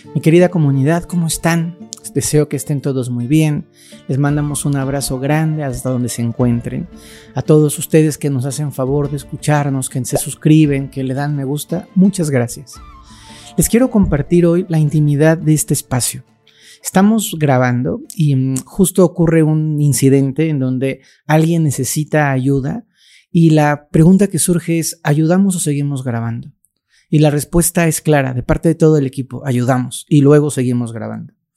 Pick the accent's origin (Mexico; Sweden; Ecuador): Mexico; Mexico City; crecí en un pueblito que se llama Santa Cruz Acatlán, un pueblo muy bonito que ya se comió la Ciudad de México